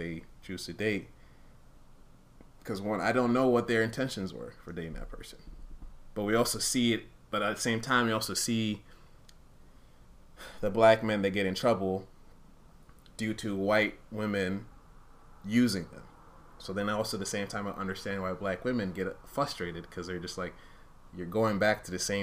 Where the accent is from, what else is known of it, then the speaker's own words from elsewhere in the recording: Uganda; I wasn't even born in Rwanda, I was born in Uganda